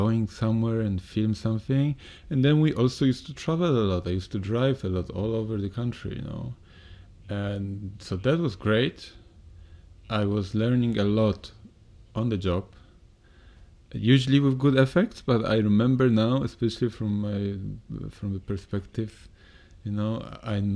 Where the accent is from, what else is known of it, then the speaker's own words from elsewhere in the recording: Poland; moved away; my hometown is quite known for business. We are quite close to Germany